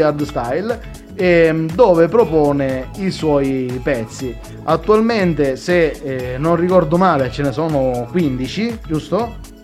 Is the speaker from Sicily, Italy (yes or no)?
yes; Sicily, Italy; io sono siciliano